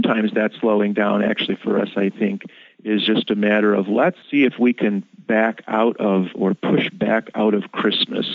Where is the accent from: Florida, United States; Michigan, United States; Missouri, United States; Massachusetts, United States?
Michigan, United States; Ann Arbor; moved away; also born or lived in Chicago; I grew up in Ann Arbor, where there's another Concordia